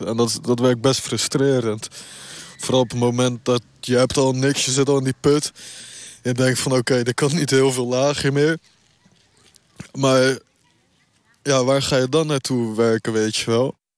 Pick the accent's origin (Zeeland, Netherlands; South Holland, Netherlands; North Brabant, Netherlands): South Holland, Netherlands; Rotterdam; ik kom uit Rotterdam